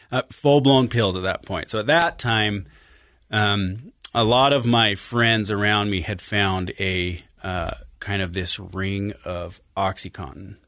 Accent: Farmington, Utah, United States; also born or lived in Sandy, Utah; I was born in Sandy and grew up in Farmington, Utah

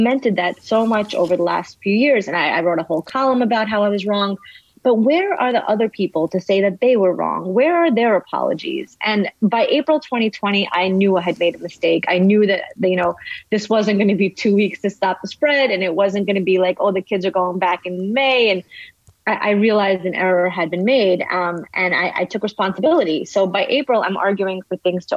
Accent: New York City, New York, United States; English is a second language; moved away as an adult; also born or lived in Soviet Union / Italy; now in Florida, United States; I grew up in Brooklyn.

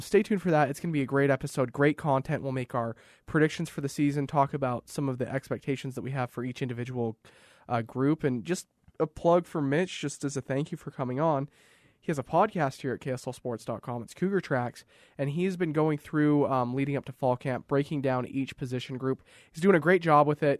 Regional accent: Raymond, Alberta, Canada; now in Utah, United States; I'm from Alberta, southern Alberta

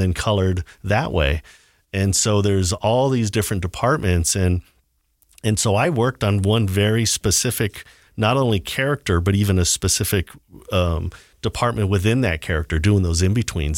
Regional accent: Southern California, United States; growing up in Southern California in the, you know, in the seventies and early eighties

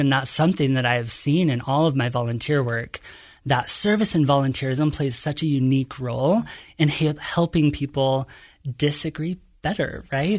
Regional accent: Kearns, Utah, United States; I grew up in a modest home in Kearns, Utah

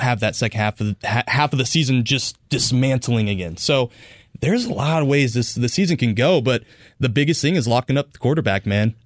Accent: Northern California, United States; now in Arizona, United States; I grew up in Northern California

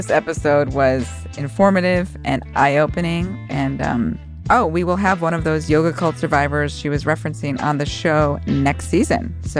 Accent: Chicago, Illinois, United States; my hometown of Chicago

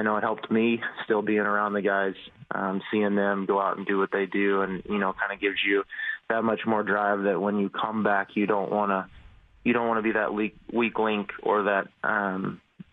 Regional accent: Oklahoma, United States; growing up in Oklahoma

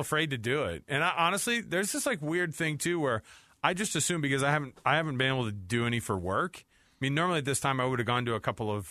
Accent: Utah, United States; we're from Utah

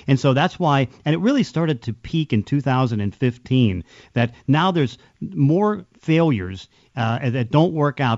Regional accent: Pittsburgh, Pennsylvania, United States; now in Seattle, United States; I came from Pittsburgh

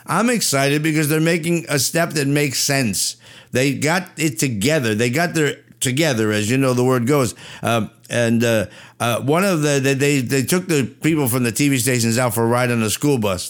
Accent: New Jersey, United States; I'm from Jersey

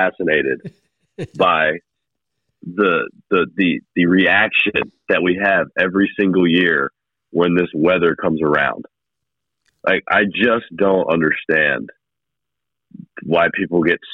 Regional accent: Hickory, North Carolina, United States; growing up in Hickory

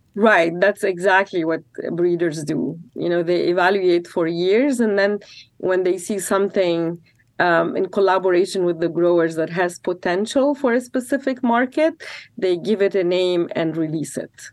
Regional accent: Lebanon; now in Corvallis, United States; I'm from Lebanon

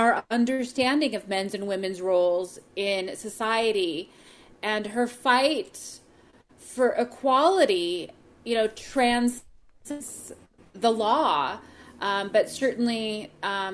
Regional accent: United States; as an American

